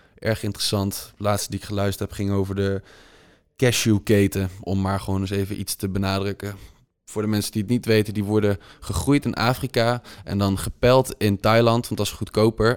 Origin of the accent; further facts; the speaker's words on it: Netherlands; als Nederlander